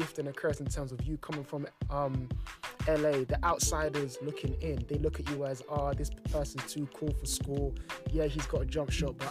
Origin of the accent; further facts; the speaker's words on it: London, United Kingdom; me being born and raised in London